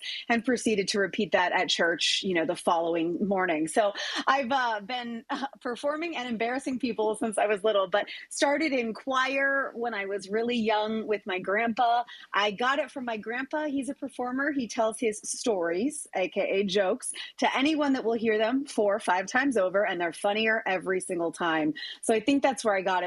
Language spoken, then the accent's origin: English; Green Valley, Arizona, United States; also born or lived in Phoenix, Arizona; loved growing up in Green Valley